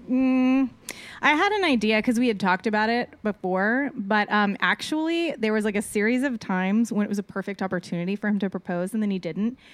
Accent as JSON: {"language": "English", "town": "Austin", "region": "Texas", "country": "United States", "said": "I'm originally from Austin, Texas."}